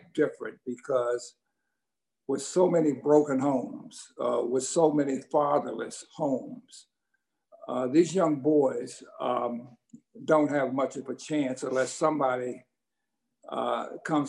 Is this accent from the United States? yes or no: yes; Washington, District of Columbia, United States; the area that I grew up in Washington, D.C.